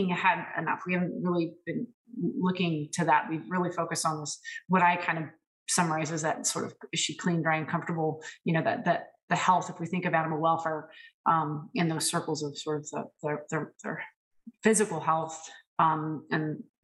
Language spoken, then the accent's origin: English; California, United States; moved away; also born or lived in Ohio; Spent 5 years in my home state of California practicing as a dairy practitioner